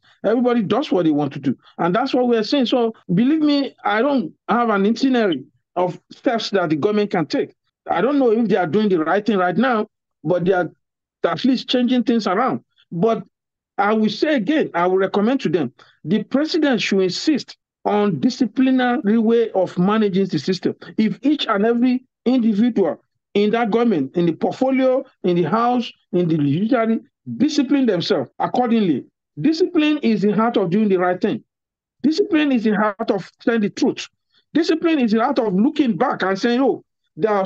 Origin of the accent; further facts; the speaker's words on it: Nigeria; now in United States; a Nigerian